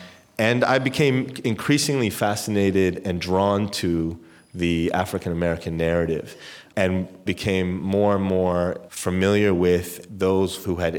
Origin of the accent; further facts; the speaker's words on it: Amman, Jordan; also born or lived in Europe; I was born in Amman.